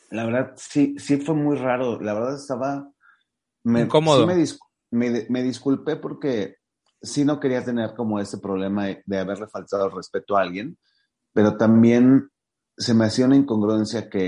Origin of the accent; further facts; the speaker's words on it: Mexico City, Mexico; hace que llegues a, lugares donde, pues, los que somos aquí de la Ciudad de México no podemos llegar.